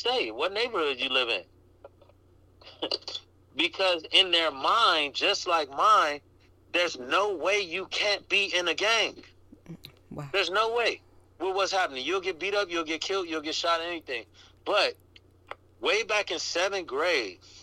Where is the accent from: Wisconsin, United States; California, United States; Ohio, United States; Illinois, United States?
Illinois, United States; Chicago; born or raised there; now in Los Angeles, United States